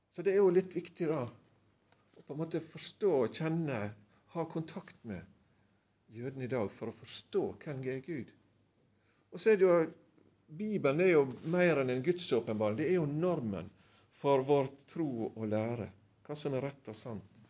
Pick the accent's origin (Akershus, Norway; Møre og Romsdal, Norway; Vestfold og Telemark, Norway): Møre og Romsdal, Norway; Sunnmøre; jeg er sunnmøring egentlig